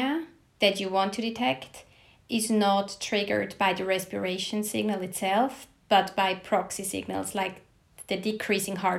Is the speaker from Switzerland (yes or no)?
yes; Switzerland; moved away as an adult; also born or lived in Basel, Switzerland; now in Stockholm, Sweden; I was born in Switzerland and attended medical school at the University of Basel.